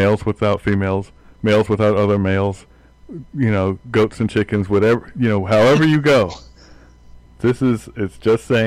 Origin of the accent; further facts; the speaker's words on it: United States; as an American